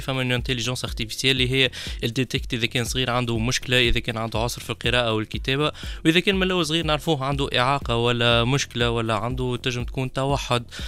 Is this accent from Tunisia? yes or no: yes; Tunisia; انت تجي كتونسي